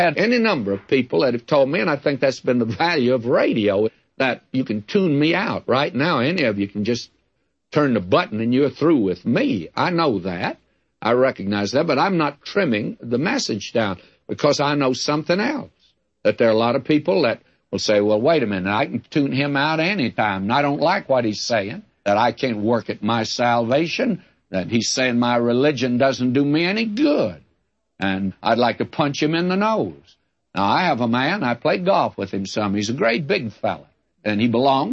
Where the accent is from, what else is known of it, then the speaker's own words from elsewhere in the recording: the South, United States; I was brought up in the South